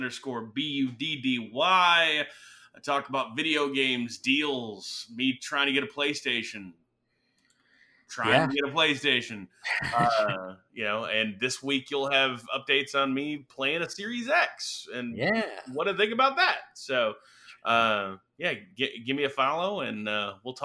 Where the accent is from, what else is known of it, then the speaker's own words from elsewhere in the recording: Detroit, Michigan, United States; I was a kid growing up in Detroit